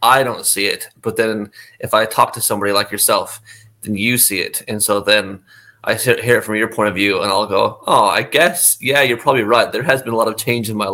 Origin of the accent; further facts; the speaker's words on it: Kaysville, Utah, United States; moved away; also born or lived in Minneapolis, Minnesota / Australia; I actually grew up about 20-30 miles north of Salt Lake, in a city called Kaysville.